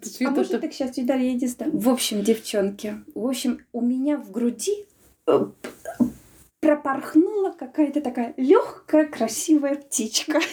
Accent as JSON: {"language": "Russian", "town": "Smolensk", "region": "Smolensk Oblast", "country": "Russia", "tie": "born or raised there", "moved": "as an adult", "lives_now": "Latvia", "said": "мы живем все в одном микрорайоне, и у меня мама там осталась жить, и когда я приезжаю из Латвии в Смоленск"}